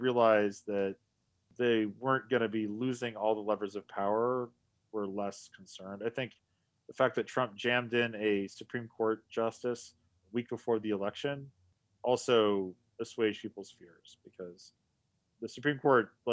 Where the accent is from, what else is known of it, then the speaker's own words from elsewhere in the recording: United States; As an American